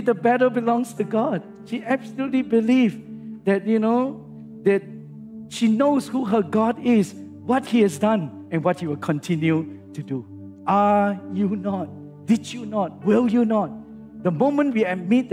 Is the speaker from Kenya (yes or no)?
no; Singapore; I come from Singapore